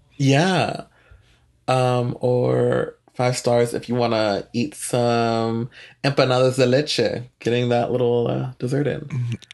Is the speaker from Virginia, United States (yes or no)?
yes; Northern Virginia, United States; also born or lived in El Salvador; now in Texas, United States; growing up in Northern Virginia